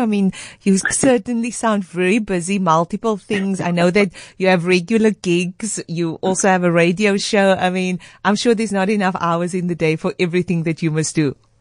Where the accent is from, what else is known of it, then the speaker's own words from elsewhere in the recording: Cape Town, Western Cape, South Africa; I'm also from Mitchell's Plain.